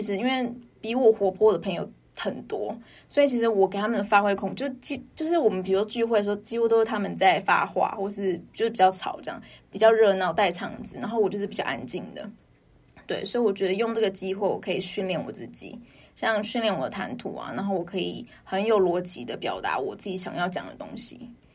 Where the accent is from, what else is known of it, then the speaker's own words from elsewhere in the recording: Taipei, Taiwan; 因为我是台北人